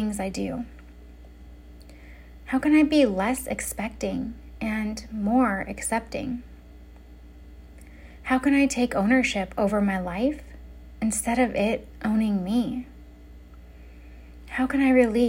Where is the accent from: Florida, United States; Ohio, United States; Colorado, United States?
Colorado, United States; Denver; now in California, United States; Denver is my hometown. It's where I'm from. It's where I lived before I moved to California